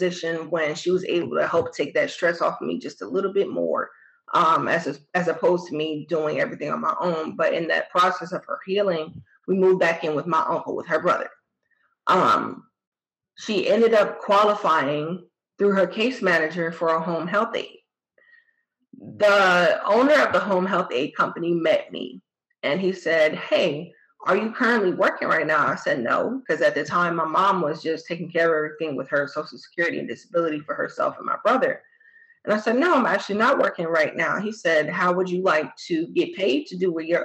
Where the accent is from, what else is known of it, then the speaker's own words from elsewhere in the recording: New Jersey, United States; moved away as an adult; I'm from New Jersey originally